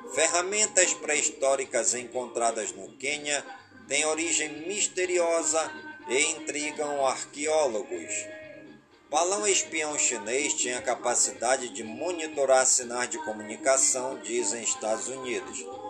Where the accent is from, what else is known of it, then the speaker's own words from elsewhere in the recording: Careiro da Várzea, Amazonas, Brazil; Careiro da Várzea, a minha cidade natal